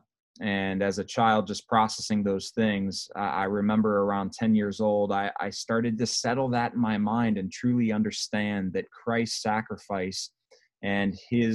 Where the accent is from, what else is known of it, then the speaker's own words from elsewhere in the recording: Akron, Ohio, United States; I grew up in Akron, Ohio is my hometown